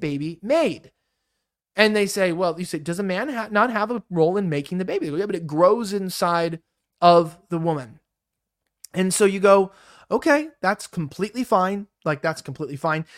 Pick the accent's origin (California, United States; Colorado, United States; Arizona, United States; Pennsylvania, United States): California, United States; Los Angeles; growing up in California, growing up in Los Angeles